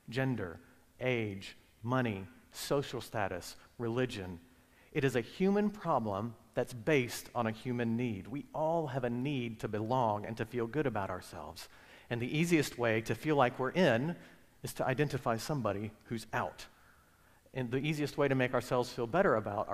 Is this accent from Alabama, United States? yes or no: yes; Alabama, United States; moved away; also born or lived in Virginia; I grew up in Alabama